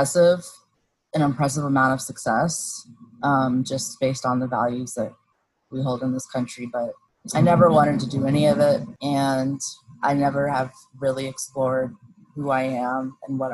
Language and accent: English; Claremont, California, United States; I grew up in Southern California